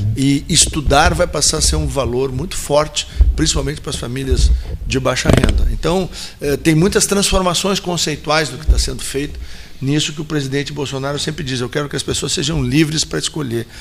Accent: Gaúcho, Rio Grande do Sul, Brazil; enquanto gaúchos

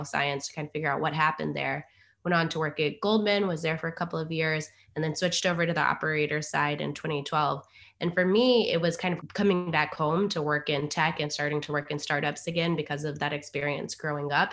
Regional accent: Durham, North Carolina, United States; I was born in North Carolina in Durham and come from a family that is half from the South and half from the Caribbean

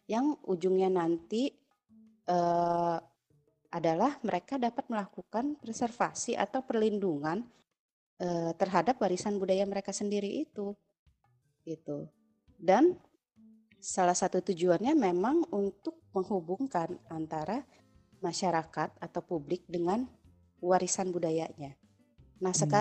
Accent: Java, Indonesia; jadi misalnya ya gue orang Jawa gitu kan bapak ibu Jawa asli gitu kan walaupun gue tinggal dimanapun gue akan selalu terkoneksi dengan budaya Jawa gitu walaupun gue nggak tinggal di Jawa

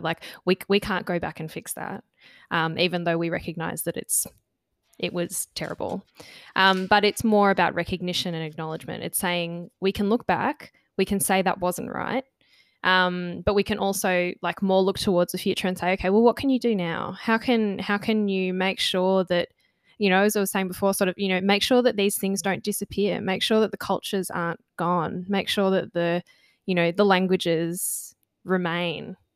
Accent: Australia; first language English; as Australians who you know identify as Australian, lived here all of our lives

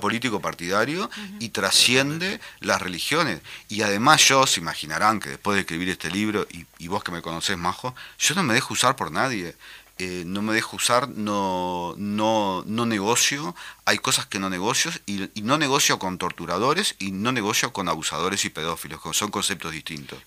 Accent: Paysandú, Uruguay; moved away; estuve en Paysandú, que es mi ciudad natal

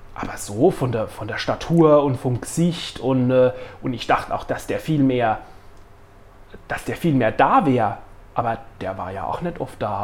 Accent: Neustadt, Germany; in Neustadt, wo ich aufgewachsen bin

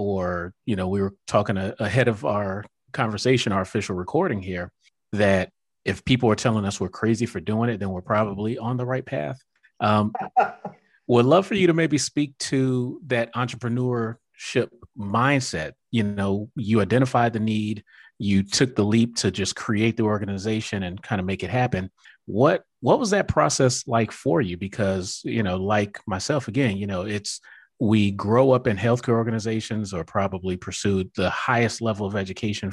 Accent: Miami, Florida, United States; now in Atlanta, United States; my hometown, Miami

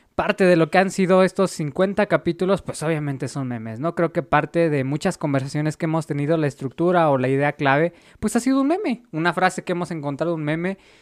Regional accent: Mexico; nuestro país

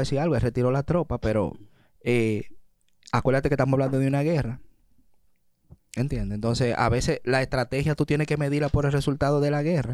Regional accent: Dominican Republic; logramos como dominicanos

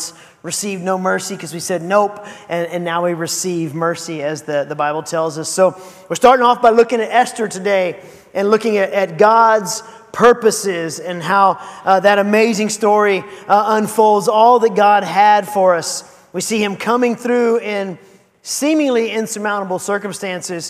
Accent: Seguin, Texas, United States; moved away; also born or lived in San Marcos, Texas; I grew up in Seguin

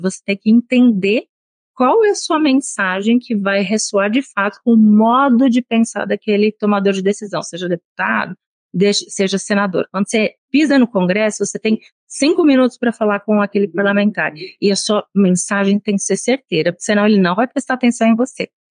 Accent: São Paulo, Brazil; moved away as an adult; now in Brasília, Brazil; eu sou de São Paulo

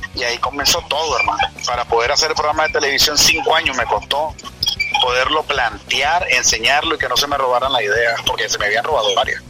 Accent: Managua, Nicaragua; born or raised there; moved away as an adult; also born or lived in Costa Rica; now in United States

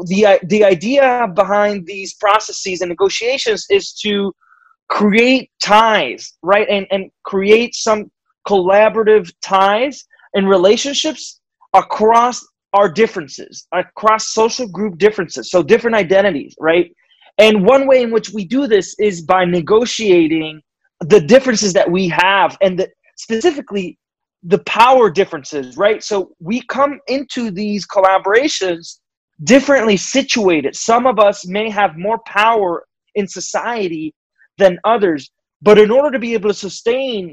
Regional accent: Puerto Rico; moved away as an adult; now in United States; I'm Puerto Rican. I was born and raised in Puerto Rico and lived there until I moved to the United States to do my graduate work.

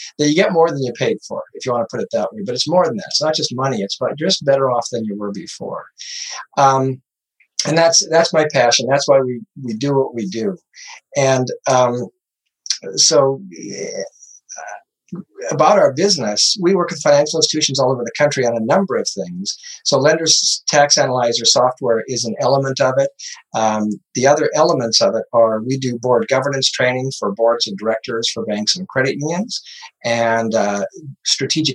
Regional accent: Montana, United States; now in Arizona, United States; I grew up in Montana. I live in Arizona

